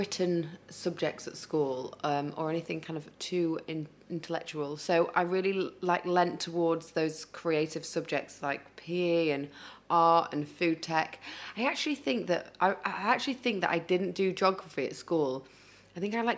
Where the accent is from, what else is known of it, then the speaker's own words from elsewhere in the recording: Huddersfield, Yorkshire and the Humber, United Kingdom; accent: northern; moved away as an adult; also born or lived in London; I was brought up in Huddersfield